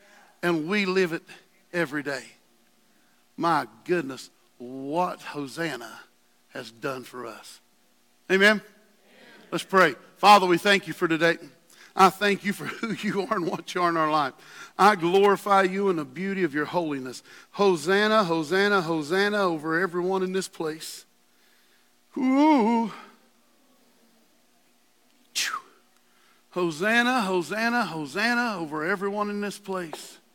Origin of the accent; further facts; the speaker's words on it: West Virginia, United States; I'm from West Virginia